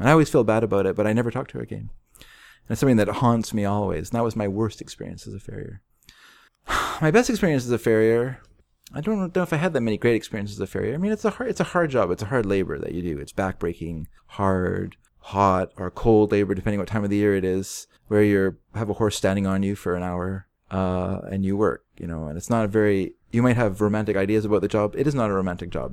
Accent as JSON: {"language": "English", "country": "United States", "said": "I'm an American."}